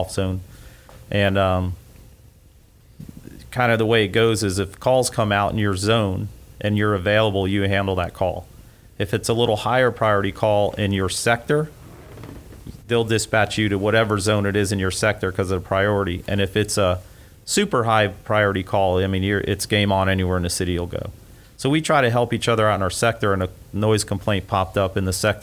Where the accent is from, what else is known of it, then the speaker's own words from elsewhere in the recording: Miramar, Florida, United States; also born or lived in Hollywood, Florida / Fort Lauderdale, Florida; now in Gainesville, United States; I grew up in South Florida, Hollywood, Fort Lauderdale, actually Miramar is where I went to school